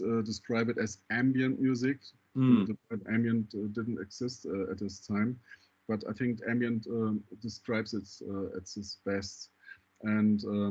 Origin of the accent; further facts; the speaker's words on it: Düsseldorf, North Rhine-Westphalia, Germany; Düsseldorf, my hometown.